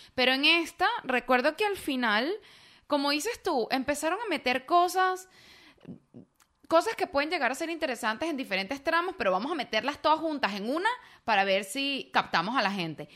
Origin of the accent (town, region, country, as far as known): Venezuela